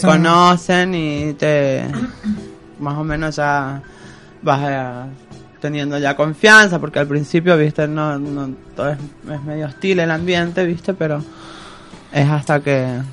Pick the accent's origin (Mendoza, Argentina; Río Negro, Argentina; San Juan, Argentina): San Juan, Argentina; now in Córdoba, Argentina; soy oriunda de San Juan